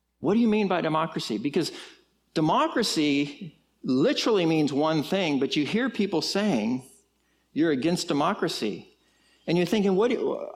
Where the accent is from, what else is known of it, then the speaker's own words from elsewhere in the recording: California, United States; now in Texas, United States; I am from California.